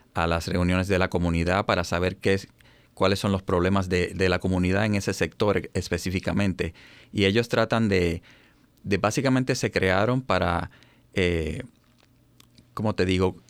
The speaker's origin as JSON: {"language": "Spanish", "country": "Puerto Rico", "also_born_or_lived": "Baltimore, Maryland", "moved": "as an adult", "lives_now": "United States", "said": "soy puertorriqueño"}